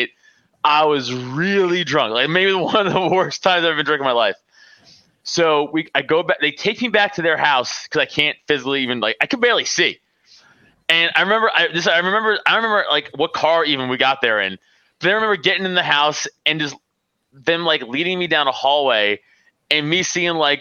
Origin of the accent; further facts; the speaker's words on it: New York City, New York, United States; moved away as an adult; now in Pennsylvania, United States; I live in PA now, but you know, I'm from Staten Island.